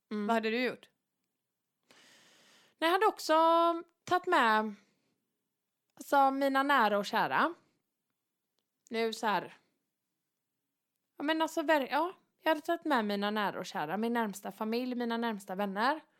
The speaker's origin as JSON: {"language": "Swedish", "town": "Varberg", "region": "Halland County", "country": "Sweden", "tie": "born or raised there", "said": "Nu är det ju så här att jag är ju född och uppvuxen i Varberg mm. och det är ju en kurortsstad."}